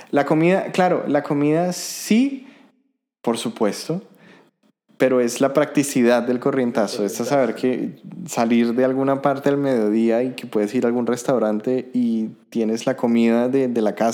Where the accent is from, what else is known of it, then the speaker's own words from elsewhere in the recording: Colombia; now in Germany; hay somos bastantes colombianos, entonces no es una sorpresa